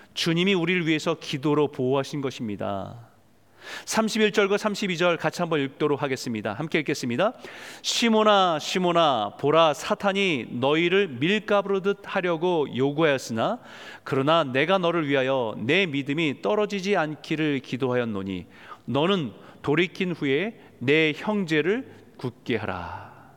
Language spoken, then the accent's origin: Korean; South Korea; 한국에서 태어나고 자란 사람들은